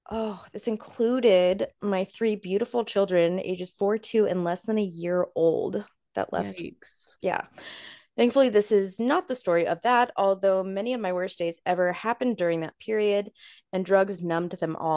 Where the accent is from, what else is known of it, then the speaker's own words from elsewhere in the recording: Ohio, United States; I'm from Ohio, so he was the only person I knew down there.